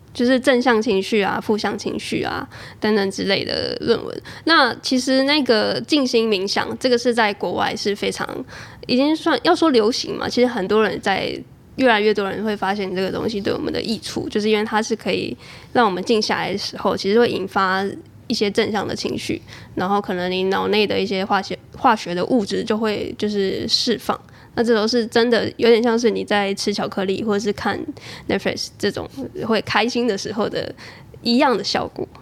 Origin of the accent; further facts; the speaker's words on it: Chiayi, Taiwan; moved away as an adult; also born or lived in Taichung / Taipei; 我是嘉义人